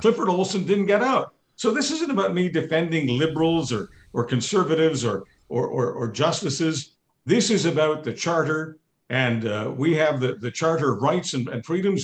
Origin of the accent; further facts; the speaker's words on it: Canada; I'm a Canadian.